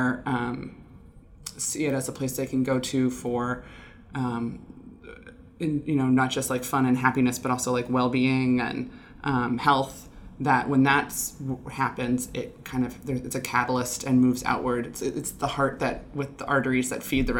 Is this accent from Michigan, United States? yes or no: no; Illinois, United States; moved away as an adult; now in Bellingham, United States; I'm from Illinois and moved here about 11 years ago